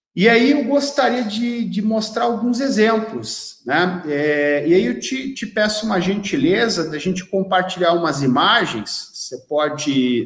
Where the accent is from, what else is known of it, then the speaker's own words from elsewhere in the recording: Joinville, Santa Catarina, Brazil; now in São Bento do Sul, Brazil; eu sou natural de Joinville, moro em São Bento do Sul, em Santa Catarina, mas sou natural de Joinville